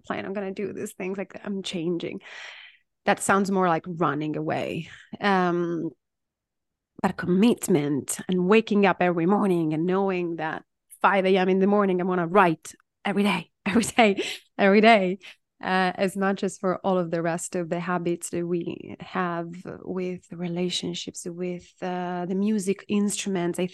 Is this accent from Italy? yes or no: yes; Italy; I'm Italian